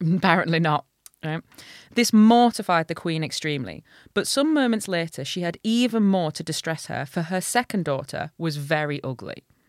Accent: Hull, Yorkshire and the Humber, United Kingdom; I'm from Hull

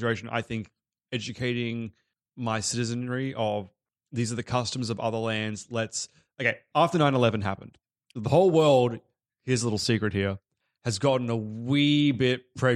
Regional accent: Australia; I was born in Australia, raised, went to Australian school. Like, so I have been fully assimilated

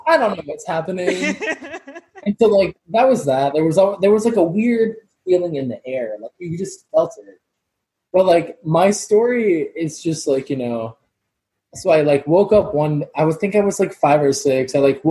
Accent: Jacksonville Beach, Florida, United States; Okay, so when I was younger, I'm from Jacksonville Beach, Florida.

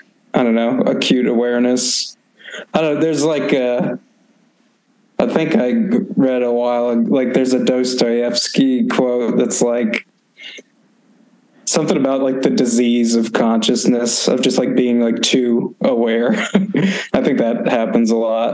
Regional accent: Maine, United States; I grew up in Maine, but we ended up moving to a town I basically spent no time in.

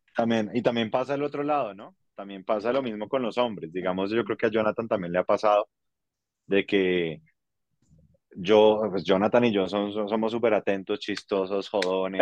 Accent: Colombia; donde estamos ubicados en Colombia

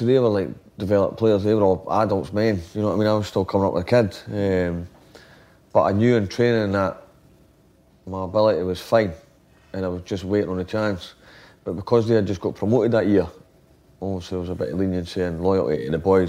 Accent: Scotland, United Kingdom

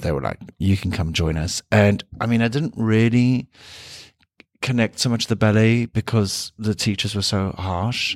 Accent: South Africa; moved away; being South African

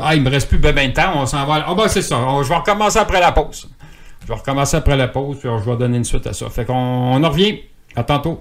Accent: Boucherville, Quebec, Canada; also born or lived in Longueuil / Saint-Jean-sur-Richelieu; dans ce temps-là, je restais à Boucherville. Je viens de Boucherville

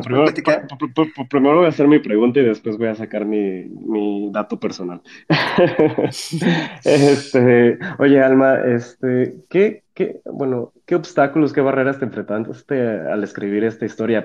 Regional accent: La Mira, Michoacán, Mexico; also born or lived in Lázaro Cárdenas; toda mi infancia viví en La Mira, Michoacán

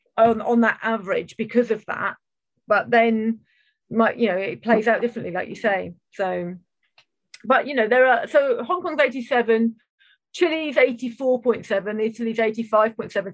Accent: United Kingdom

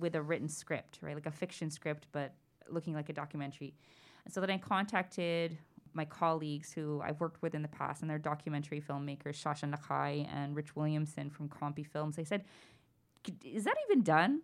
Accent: Toronto, Ontario, Canada; growing up in Scarborough during the time that the Scarborough rapist was at large

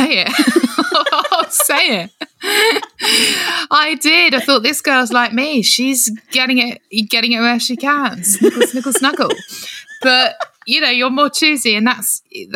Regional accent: Kent, South East England, United Kingdom; I'm from Kent

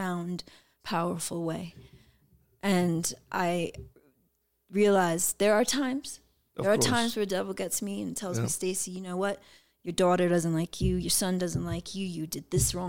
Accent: New York City, New York, United States; I am from the hood. I'm from the South Bronx.

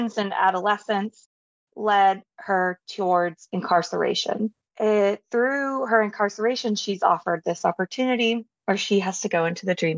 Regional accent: Southern United States, United States; I'm from the Southern United States

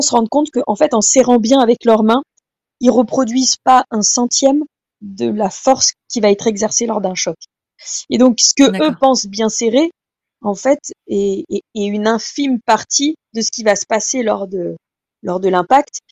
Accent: France; chez nous en France

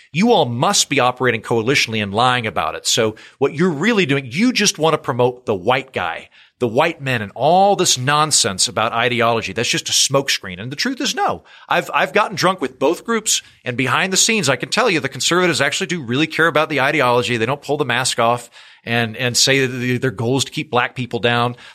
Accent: Oklahoma, United States; I don't like you're from Iowa, I'm from Oklahoma.

